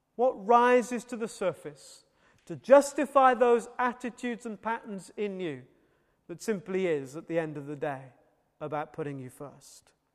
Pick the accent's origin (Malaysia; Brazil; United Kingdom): United Kingdom; Wales; as a Welshman